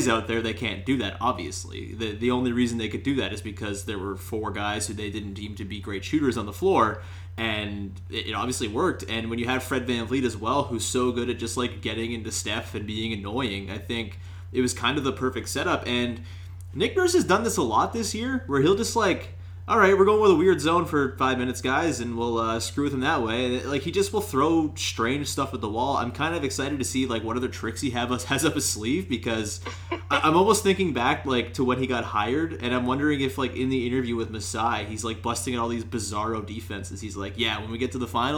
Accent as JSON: {"language": "English", "area": "an hour west of Toronto", "region": "Ontario", "country": "Canada", "tie": "born or raised there", "said": "I live, like, an hour west of Toronto, and there's nothing here either"}